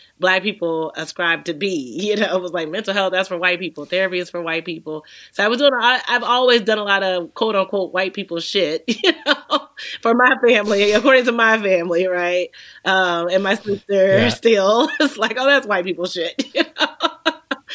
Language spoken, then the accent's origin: English; Texas, United States; I grew up in Texas.